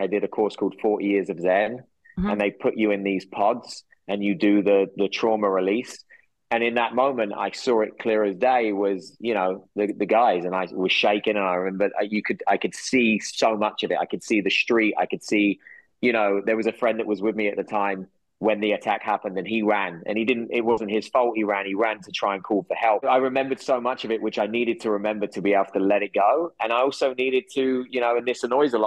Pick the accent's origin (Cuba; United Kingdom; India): United Kingdom; England; moved away; I go back to my hometown